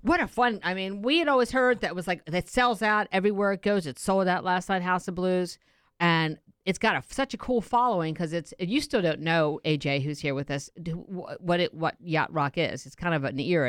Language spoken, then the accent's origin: English; Baltimore, Maryland, United States; moved away; my hometown.